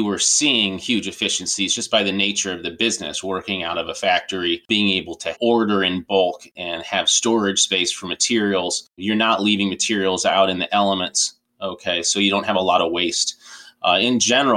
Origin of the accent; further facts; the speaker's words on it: Tucson, Arizona, United States; I grew up in Tucson, Arizona